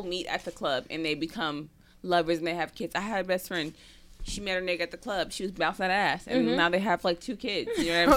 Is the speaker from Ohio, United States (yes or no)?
no; Oakland, California, United States; moved away as an adult; also born or lived in Louisiana; I grew up in Oakland, California where, like, we twerked at parties.